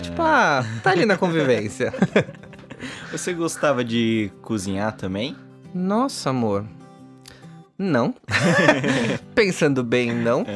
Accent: São Paulo, Brazil; Eu nasci em São Paulo, uhum. apesar da minha família toda ser do Paraná

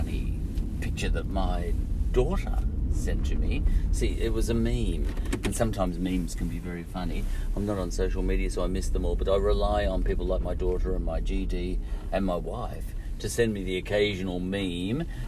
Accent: Australia; as Australians, our language, English language

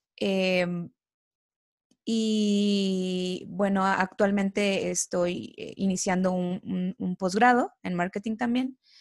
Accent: Coatzacoalcos, Veracruz, Mexico; moved away as an adult; Yo no soy de aquí, yo soy de, de Veracruz, de Coatzacoalcos, Veracruz

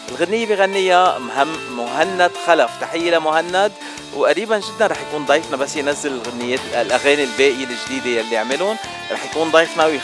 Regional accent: Lebanon; عندنا عرب من كل البلدان من سوريا من مصر وانا معكم من لبنان

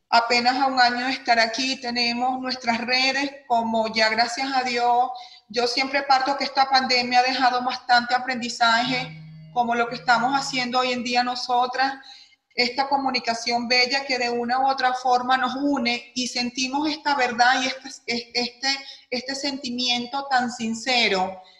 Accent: Venezuela; moved away as an adult; que vengo trabajando hace muchísimos años en mi tierra natal, Venezuela, el país al cual amo y agradezco mi profesión

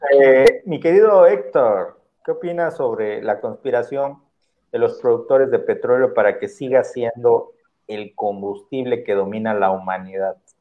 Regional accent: Campeche, Mexico; now in Mérida, Mexico; nací en Campeche, que igual es parte de la península de Yucatán

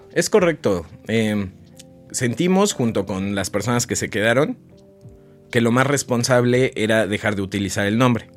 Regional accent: Oaxaca, Mexico; yo soy de Oaxaca

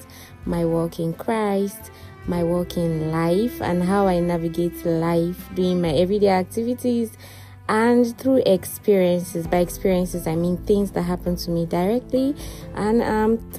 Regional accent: Nigeria; now in Dubai, United Arab Emirates; I'm a Nigerian and I'm based here in the United Arab Emirates

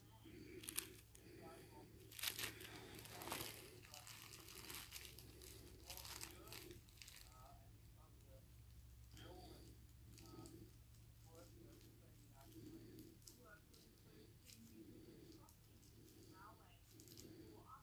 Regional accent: Chile; now in Australia; I'm from Chile.

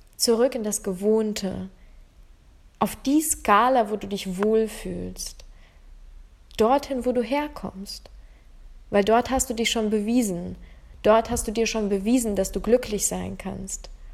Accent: Ukraine; now in Germany; ich komme aus der Ukraine ursprünglich und bin dann, ähm, nach Deutschland gekommen.

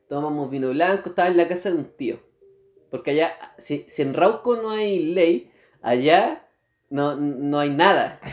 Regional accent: San Felipe, Valparaíso, Chile; moved away; no soy nacido en Curicó, sino que yo soy de otra región, de la región de Valparaíso, pero más precisamente del Valle

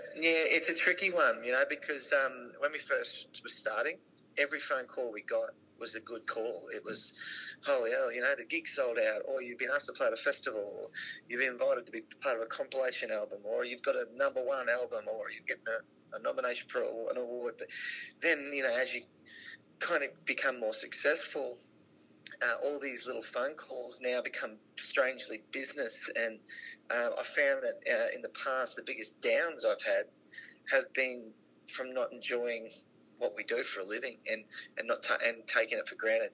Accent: Rockhampton, Queensland, Australia; moved away as an adult; also born or lived in Brisbane; Well, we're from Rocky, yeah. Um, you know, a country town in central Queensland

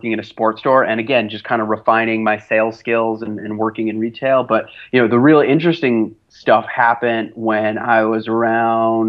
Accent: Montreal, Quebec, Canada; I'm actually from Montreal, Canada. I was born and raised here, lived all 29 years of my life here

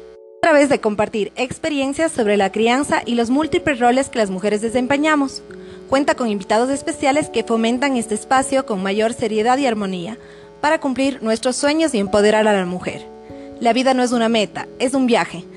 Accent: Cuenca, Azuay, Ecuador; moved away as an adult; now in Quito, Ecuador; viví en Cuenca, que era mi ciudad natal

